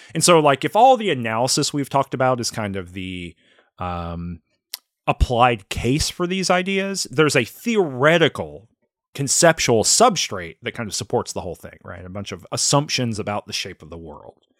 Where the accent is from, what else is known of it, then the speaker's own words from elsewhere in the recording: the South, United States; I grew up in the South, but then I grew up in a town that had a factory in it